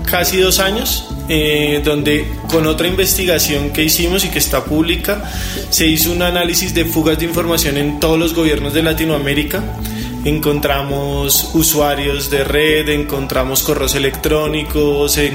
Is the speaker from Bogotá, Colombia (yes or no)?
yes; Bogotá, Colombia; No, yo soy de Bogotá, 100% rolo, totalmente rolo, eh, y toda mi vida he estado acá.